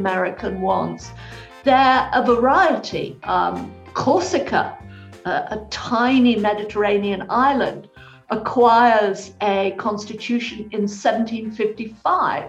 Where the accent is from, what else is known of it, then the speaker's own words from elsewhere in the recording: United Kingdom; moved away as an adult; now in United States; my accent will immediately announce I'm a Brit in origin.